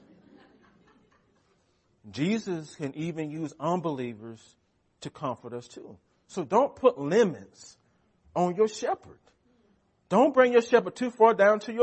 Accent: United States; We are American Christians

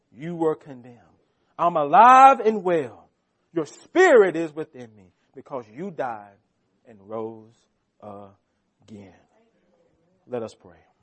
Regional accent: United States; We as American Christians

